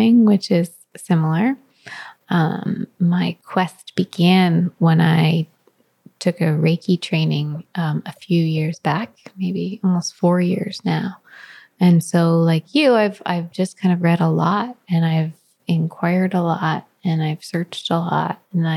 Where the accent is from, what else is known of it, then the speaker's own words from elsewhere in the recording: New Jersey, United States; now in California, United States; I'm from Jersey